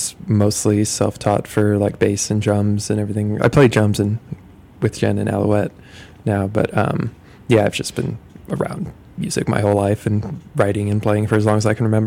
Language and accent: English; Ohio, United States; also born or lived in Tennessee / South Carolina / Texas; Yeah, I grew up in Ohio and moved around a lot, like Tennessee, South Carolina, Texas. So, been a little bit everywhere, but Ohio originally, yeah.